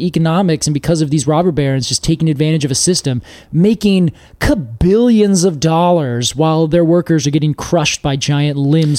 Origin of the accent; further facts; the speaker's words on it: the West, United States; moved away as an adult; Not growing up in the East, I knew about it as a planted tree out West.